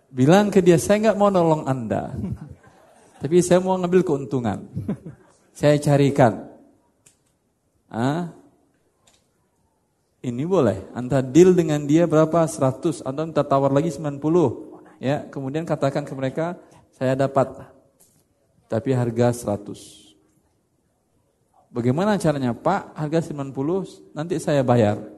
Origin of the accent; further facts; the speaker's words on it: Padang, West Sumatra, Indonesia; Masalahnya karena saya orang Padang aja.